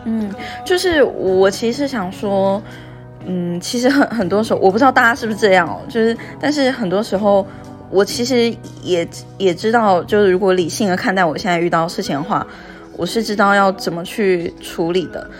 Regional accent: Taiwan; moved away as an adult; 我是从台湾过来工作的嘛

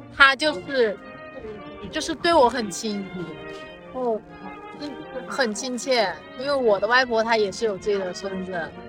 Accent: Huangshi, Hubei, China; 然后我，我的故乡，我是湖北人，所以我故乡在湖北

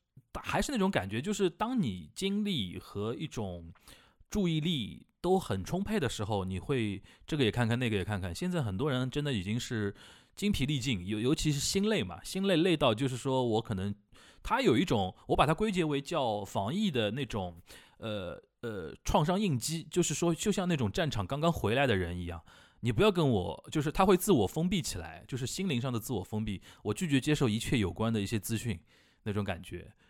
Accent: Shanghai, China; 我们本本地的上海，就是上海土生土长的上海人

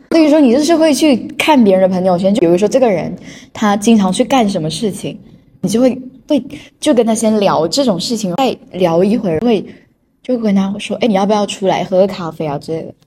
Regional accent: China; 我们中国人

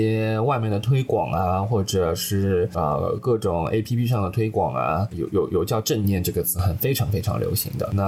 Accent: Shanghai, China; 因为我上海人嘛，

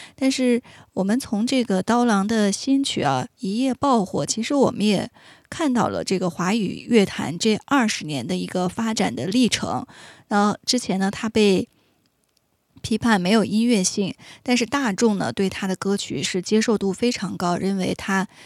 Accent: Inner Mongolia, China; 我的家乡内蒙古

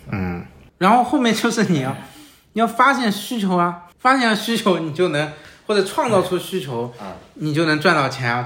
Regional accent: Shanghai, China; 我老家就是上海

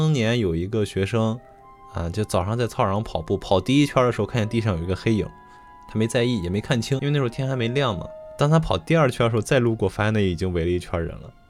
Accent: Xi'an, Shaanxi, China; 发生在西安市的长安区。嗯、但是我们西安人一般比较习惯叫它长安县哈。

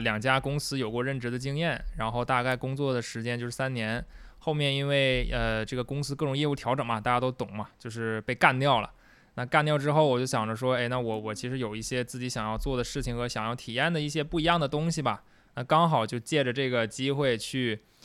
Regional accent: Liaoyang, Liaoning, China; accent: Northeastern (Dongbei); now in Sanya, China; 我的老家辽宁，啊，对，辽宁的一个，一个小城市叫辽阳

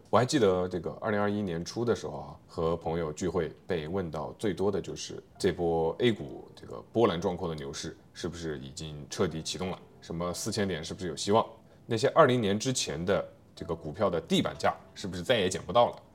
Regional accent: China; 我们中国人

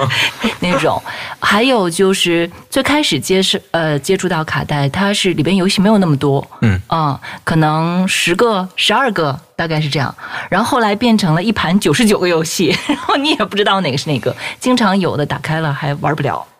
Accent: Northeast China, China; 我老家是东北的。然后东北那个地方呢，嗯，那个时候正常晚上天黑的也比较早

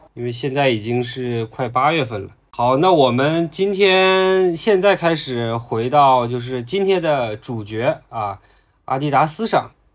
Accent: Heilongjiang, China; moved away; 我的老家在黑龙江啊

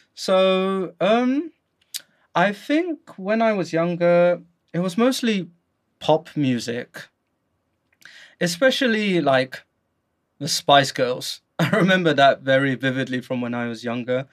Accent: London, United Kingdom; moved away as an adult; now in Guangzhou, China; as you can hear from my accent, I am from the UK, specifically London.

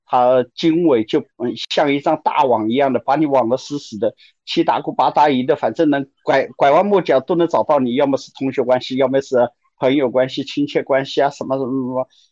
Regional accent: Yancheng, Jiangsu, China; moved away; also born or lived in Huai'an; 包括我创业，我也没有选我的家乡盐城，我选的是淮安。

